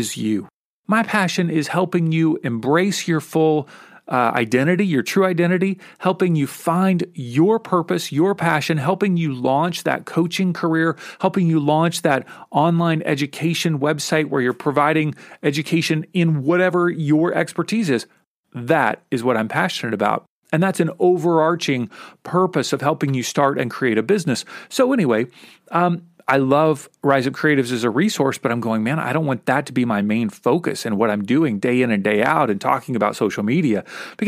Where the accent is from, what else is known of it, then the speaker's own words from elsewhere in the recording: Kentucky, United States; where I grew up in Kentucky